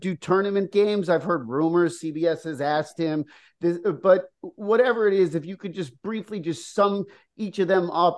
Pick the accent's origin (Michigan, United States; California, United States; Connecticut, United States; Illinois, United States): Connecticut, United States; growing up in Connecticut